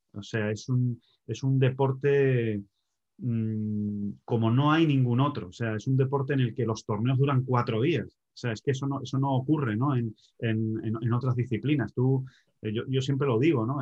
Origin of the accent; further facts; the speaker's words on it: Spain; yo soy español